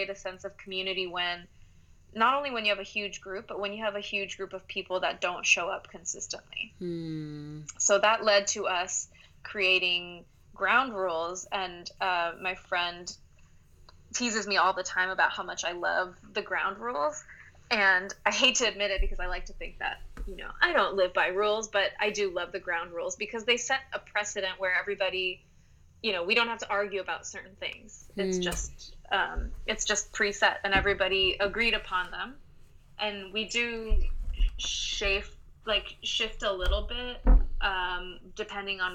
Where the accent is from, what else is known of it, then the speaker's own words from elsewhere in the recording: Gwangju, South Korea; moved away; My mother is Korean, and I grew up in this town called Gwangju